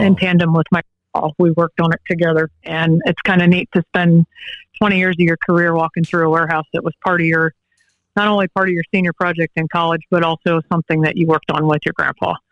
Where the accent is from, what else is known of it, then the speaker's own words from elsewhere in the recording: Allen County, Northwest Ohio, United States; I'm from Allen County in Northwest Ohio born and raised here